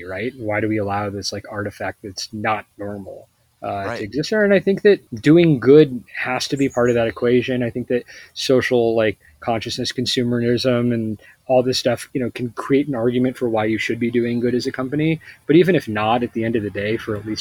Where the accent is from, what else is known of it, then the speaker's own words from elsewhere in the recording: Bay Area, California, United States; we're from the Bay Area